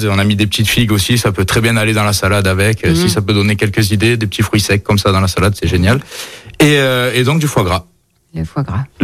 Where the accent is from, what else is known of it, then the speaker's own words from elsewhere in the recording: Auvergne-Rhône-Alpes, France; Plutôt Yona, je suis originaire de l'Ain. Plus fan de Yona pour le rugby.